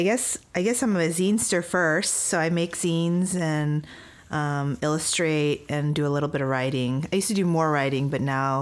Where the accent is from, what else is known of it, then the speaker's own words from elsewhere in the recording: Gardena, California, United States; moved away as an adult; now in Portland, United States; American, and I'm fourth generation Yonsei. So I think that, and I grew up in Gardena, California, with a lot of other Japanese Americans, and grew up in a predominantly Asian American community.